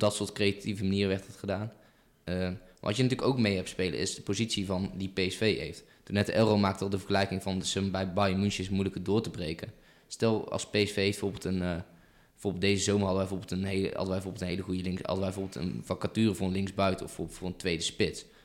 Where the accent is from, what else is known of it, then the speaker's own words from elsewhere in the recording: Eindhoven, North Brabant, Netherlands; ik ben een Eindhovense jongen, ik kom uit Eindhoven